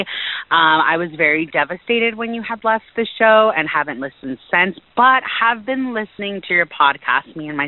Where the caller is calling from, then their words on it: San Diego, California, United States; I am calling from San Diego, California.